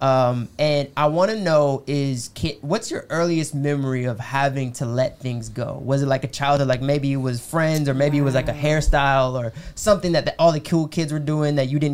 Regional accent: United States; I'm American

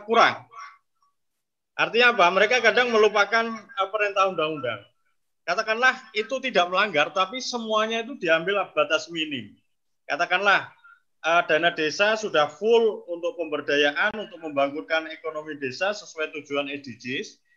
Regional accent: Central Java, Indonesia; saya dari Jawa Tengah.

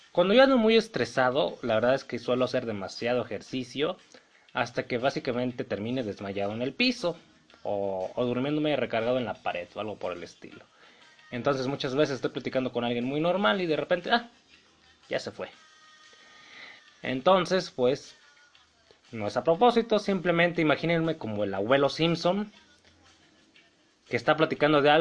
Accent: Mexico; Como saben ustedes, yo soy mexicano.

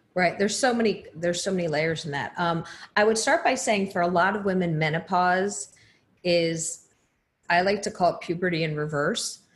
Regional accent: New Jersey, United States; moved away; I'm originally from New Jersey, so we have very different accents.

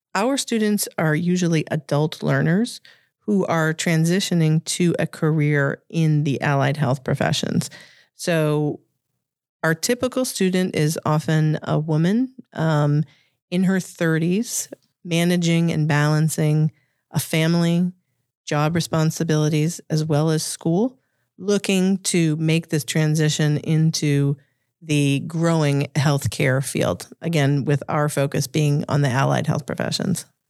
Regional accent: Revere, Massachusetts, United States; accent: Boston; I grew up in the shadows of Harvard in a uh, oh my gosh, my Boston accent just came out there in a in, in a blue collar suburb of Massachusetts called Revere

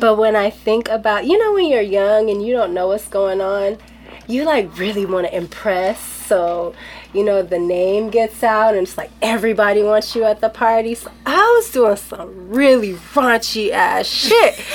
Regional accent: Los Angeles, California, United States; me growing up

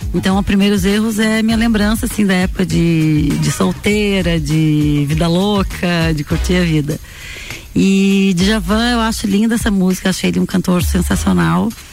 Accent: Lages, Santa Catarina, Brazil; also born or lived in Florianópolis / Itajaí / Balneário Camboriú; eu sou lagiana

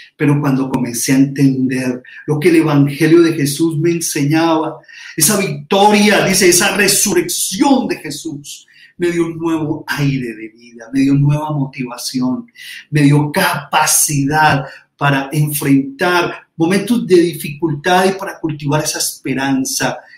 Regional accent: Colombia; nosotros, como colombianos, latinoamericanos

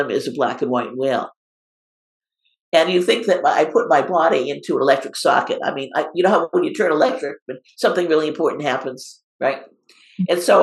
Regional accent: Cape Cod, Massachusetts, United States; moved away; also born or lived in West Coast; I was raised on Cape Cod on the ocean on the East Coast

